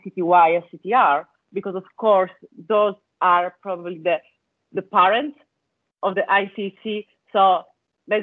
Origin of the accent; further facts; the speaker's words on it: Italy; English is a second language; moved away as an adult; also born or lived in Bologna, Italy / Scotland; as you can guess from my accent, I come from Italy, is where I studied law at the University of Bologna